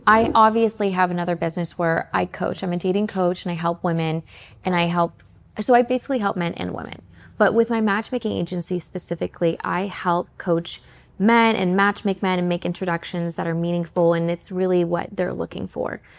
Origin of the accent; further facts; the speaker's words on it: Canada; moved away; also born or lived in Atlanta; I'm originally from Canada, but I ended up in Atlanta.